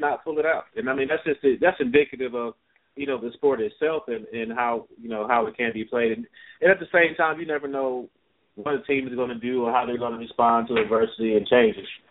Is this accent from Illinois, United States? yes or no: yes; Chicago, Illinois, United States; I'm from Chicago